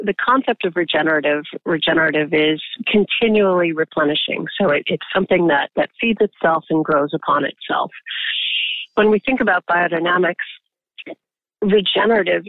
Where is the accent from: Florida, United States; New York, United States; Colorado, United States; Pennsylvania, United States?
Colorado, United States; now in Napa Valley, United States; I grew up in Colorado. I grew up in the ranching community